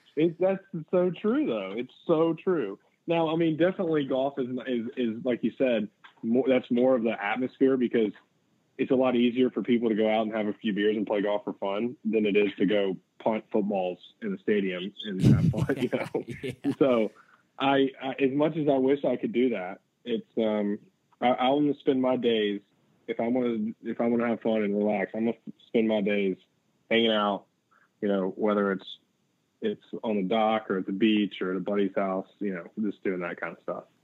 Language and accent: English; Chattanooga, Tennessee, United States; moved away as an adult; also born or lived in Athens, Georgia; now in Sea Island, United States; I grew up in Chattanooga, lived there until I went to Athens, and then moved down here to Sea Island.